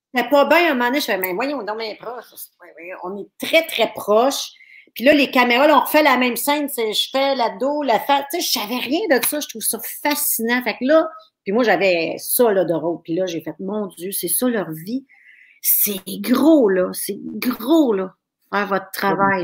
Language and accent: French; Thetford Mines, Quebec, Canada; moved away; je viens de Tetford Mines, Black Lake, puis ma famille là-bas m'écoute